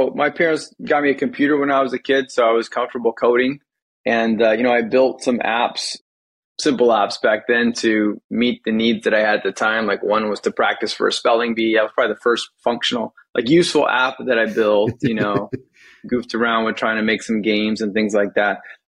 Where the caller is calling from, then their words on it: Silicon Valley, California, United States; I am calling in from Silicon Valley, California, where I've lived for quite some time now.